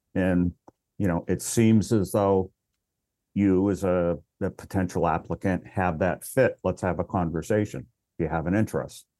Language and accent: English; Worcester, Massachusetts, United States; also born or lived in Hyannis, Massachusetts; born and raised in Massachusetts, actually grew up in Worcester